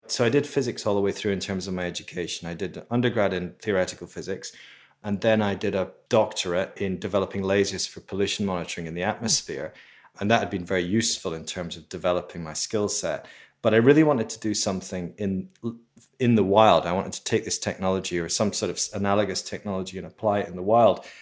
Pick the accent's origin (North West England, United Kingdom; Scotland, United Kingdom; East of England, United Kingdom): Scotland, United Kingdom; Edinburgh; I grew up in Edinburgh in Scotland